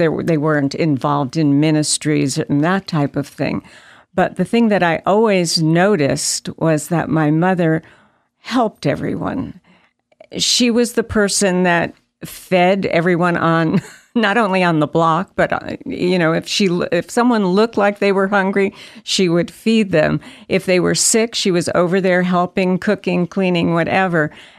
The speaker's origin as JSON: {"language": "English", "town": "New York City", "region": "New York", "country": "United States", "tie": "born or raised there", "said": "but I was born in New York City. Mm-hmm. That's where I grew up. I went to college there."}